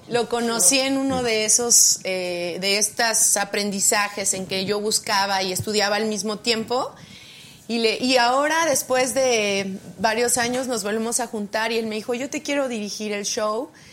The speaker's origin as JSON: {"language": "Spanish", "region": "State of Mexico", "country": "Mexico", "tie": "born or raised there", "also_born_or_lived": "Oaxaca / London", "said": "Yo nací en Oaxaca y me vine muy a, como a los cuatro años me trajeron mis papás al Estado de México"}